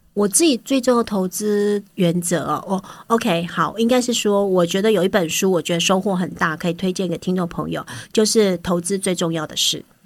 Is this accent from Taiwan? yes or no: yes; Taiwan; 我们台湾人